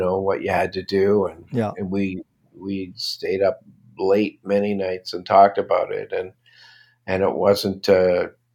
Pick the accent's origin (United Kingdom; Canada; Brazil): Canada; Toronto, Ontario; born or raised there; also born or lived in Brooklyn, New York